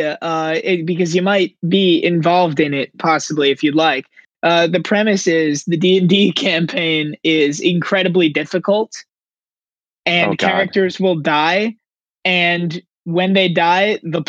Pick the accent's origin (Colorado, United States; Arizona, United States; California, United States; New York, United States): New York, United States; moved away as an adult; also born or lived in Pittsburgh; But I am from New York, just outside of the city, suburbs